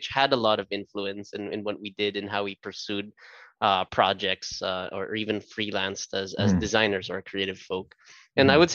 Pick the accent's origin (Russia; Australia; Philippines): Philippines; also born or lived in Vancouver, Canada; I was actually born and raised here in the Philippines. So I went to school here. I did like grade school and high school here in the Philippines as well